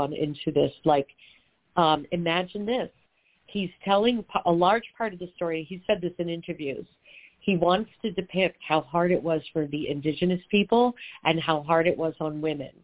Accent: New York, United States; now in Los Angeles, United States; I am a New Yorker who moved to L.A.

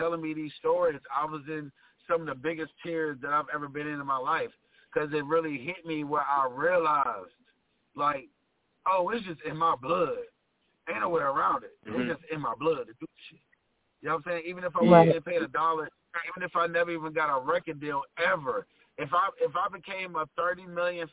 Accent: Rocky Mount, North Carolina, United States; I'm from Rocky Mount, North Carolina

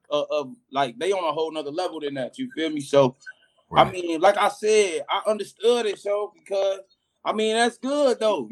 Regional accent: Cleveland, Ohio, United States; No matter what I join, nigga, I'm still from Cleveland, nigga. I'm still born in the Midwest.

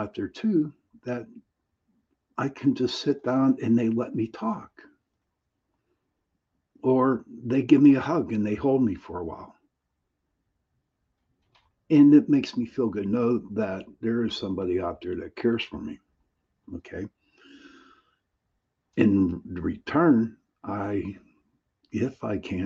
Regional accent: Pittsburgh, Pennsylvania, United States; I am from Pittsburgh, Pennsylvania. I was the founder of the Pittsburgh Paranormal Society here in Pittsburgh.

